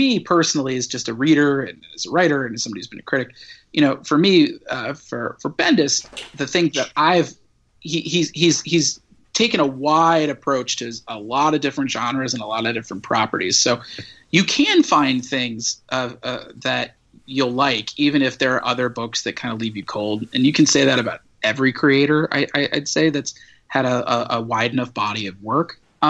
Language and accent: English; Midwest, United States; You know, I grew up in the Midwest. I used to be a newspaper reporter.